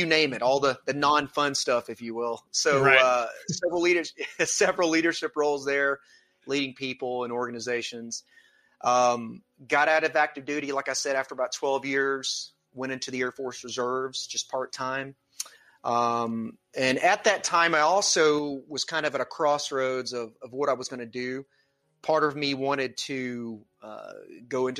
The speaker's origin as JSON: {"language": "English", "town": "Atlanta", "region": "Georgia", "country": "United States", "said": "I come from the Atlanta, Georgia area. I still live here now"}